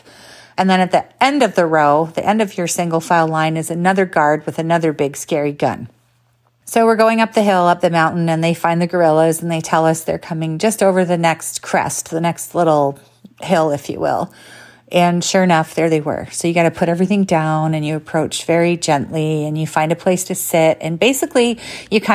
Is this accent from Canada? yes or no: yes; Canada; I'm Canadian